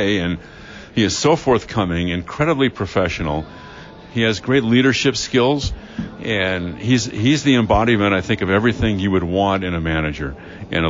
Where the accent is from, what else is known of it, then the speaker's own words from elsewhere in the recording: Los Angeles, California, United States; now in San Francisco Bay Area, United States; growing up in L.A.